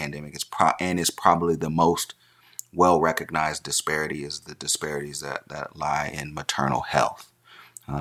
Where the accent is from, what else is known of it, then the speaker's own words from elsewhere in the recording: Tulsa, Oklahoma, United States; I'm from Tulsa, born and raised